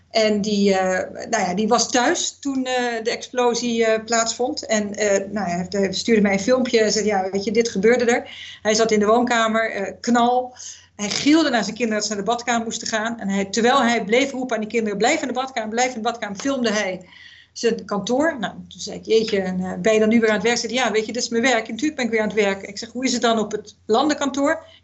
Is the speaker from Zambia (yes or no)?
yes; Zambia; moved away; Ik ben opgegroeid in Zambia.